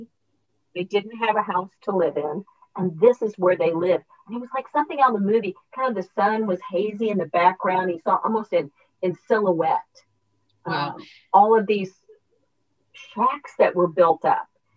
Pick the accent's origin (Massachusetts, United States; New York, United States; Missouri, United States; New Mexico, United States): Missouri, United States; Raytown; also born or lived in Wichita, Kansas / Puerto Rico; we moved back to Kansas City, and I grew up in Raytown.